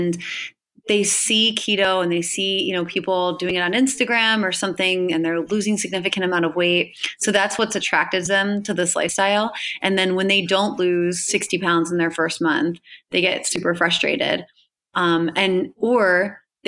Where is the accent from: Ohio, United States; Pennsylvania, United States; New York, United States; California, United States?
Pennsylvania, United States; Hershey; I'm originally from Hershey, Pennsylvania